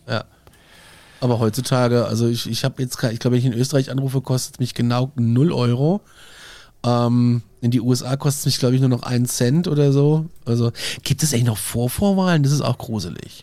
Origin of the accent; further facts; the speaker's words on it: Aschaffenburg, Bavaria, Germany; hier in Aschaffenburg, in meiner Heimatstadt